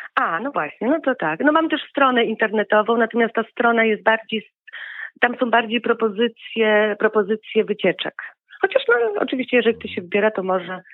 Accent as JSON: {"language": "Polish", "country": "Poland", "moved": "as an adult", "lives_now": "Nouvelle-Aquitaine, France", "said": "u nas w Tatrach"}